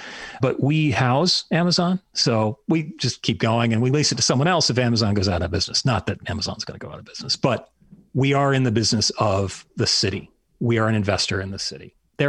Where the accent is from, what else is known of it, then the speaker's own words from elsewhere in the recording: Anchorage, Alaska, United States; moved away; So yes, I did grow up in Alaska. Actually, I'm the same age as former vice presidential candidate that had a very Alaskan dialect.